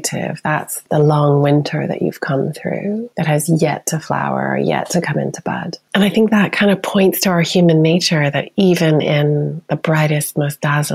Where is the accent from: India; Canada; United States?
United States; now in United Kingdom; as an American